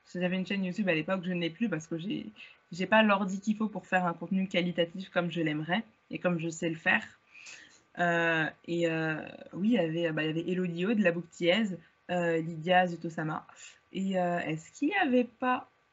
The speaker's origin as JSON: {"language": "French", "area": "Val-de-Marne, Paris region", "region": "Île-de-France", "country": "France", "tie": "born or raised there", "also_born_or_lived": "Hauts-de-Seine (92)", "said": "j'ai toujours vécu en région parisienne. Je suis née dans le 92, j'ai grandi dans le 94"}